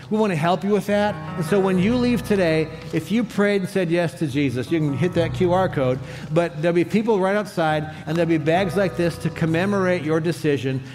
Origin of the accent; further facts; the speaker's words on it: Cleveland, Ohio, United States; growing up in Cleveland